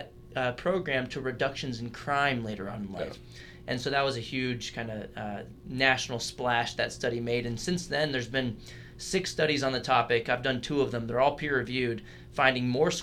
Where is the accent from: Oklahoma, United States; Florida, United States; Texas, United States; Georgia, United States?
Texas, United States; San Antonio; I grew up in San Antonio, Texas